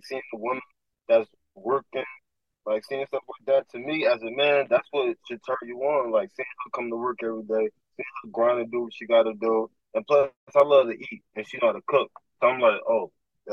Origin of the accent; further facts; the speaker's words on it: New York, United States; York born and raised